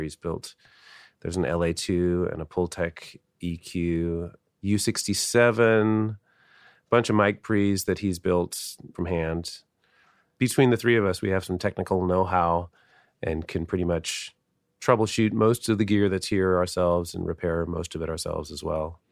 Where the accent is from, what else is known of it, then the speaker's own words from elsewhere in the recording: Seattle, Washington, United States; I grew up in Seattle, went to high school here